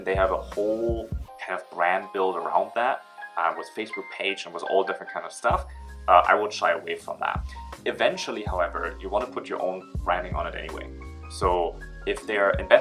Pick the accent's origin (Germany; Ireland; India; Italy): Germany; moved away as an adult; now in China; I'm originally from Germany, but now I'm in China for about 7 years